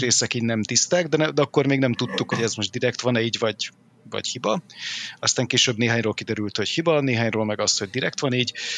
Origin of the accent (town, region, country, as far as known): Hungary; born or raised there